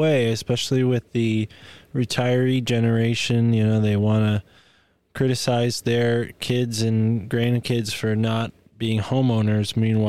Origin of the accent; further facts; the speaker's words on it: Connecticut, United States; in Connecticut. In my hometown